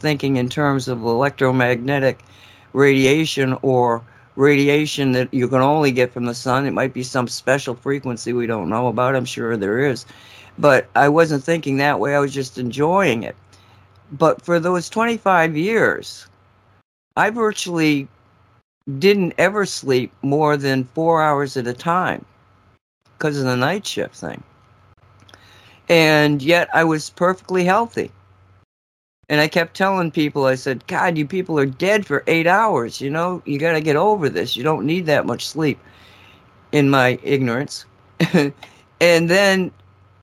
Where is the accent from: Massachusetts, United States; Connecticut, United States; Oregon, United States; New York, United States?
Massachusetts, United States; moved away; I grew up in Massachusetts